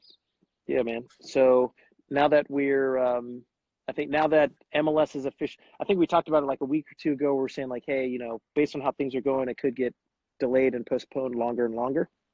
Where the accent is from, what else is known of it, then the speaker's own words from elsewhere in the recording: Bakersfield, California, United States; also born or lived in Davis, California / East Coast; now in Fresno, United States; I'm from Bakersfield, California originally